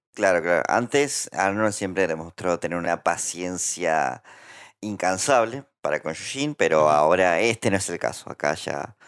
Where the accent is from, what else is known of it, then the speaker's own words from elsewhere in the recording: Santa Fe, Argentina; Santa Fe también es una provincia cuya humedad se sufre muchísimo. Eh, y puntualmente mi pueblo está como. Es como un pantano